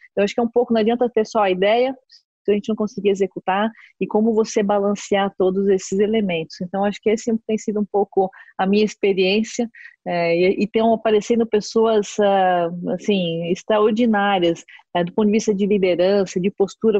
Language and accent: Portuguese; Brazil; como brasileiro